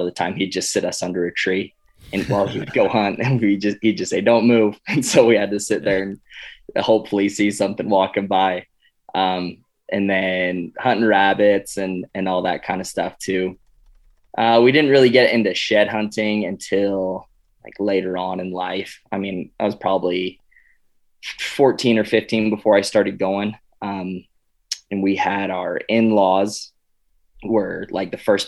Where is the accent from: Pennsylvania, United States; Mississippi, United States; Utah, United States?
Utah, United States; Cedar City; I grew up in southern Utah in a town called Cedar City